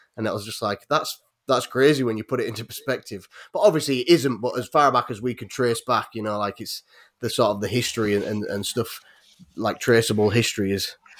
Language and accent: English; Yorkshire and the Humber, United Kingdom; I'm from North Yorkshire